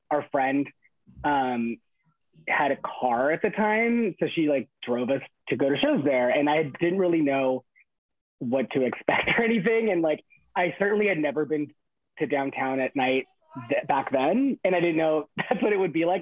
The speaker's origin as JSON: {"language": "English", "area": "Inland Empire", "region": "California", "country": "United States", "tie": "born or raised there", "said": "I grew up in the Inland Empire, which is like 40 minutes east of Los Angeles"}